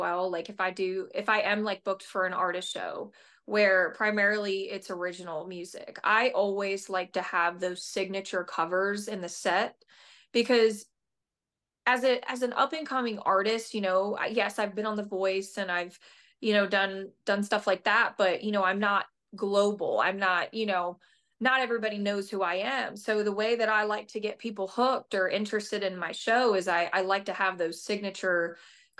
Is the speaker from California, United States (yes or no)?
no; Delaware County, Pennsylvania, United States; moved away as an adult; now in Nashville, United States; I grew up in Phil, you know, right outside of Philadelphia